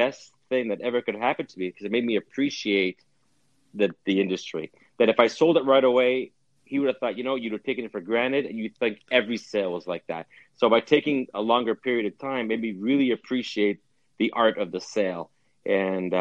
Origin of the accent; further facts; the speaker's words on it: Winnipeg, Manitoba, Canada; now in United States; we were born and raised in Winnipeg. My dad was, at least, and all of us kids were.